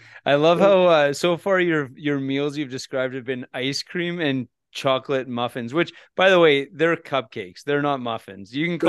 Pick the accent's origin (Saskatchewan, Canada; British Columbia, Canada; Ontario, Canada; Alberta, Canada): Alberta, Canada; Red Deer; also born or lived in Edmonton; I grew up in Red Deer, which is in between Calgary and Edmonton in the 80s.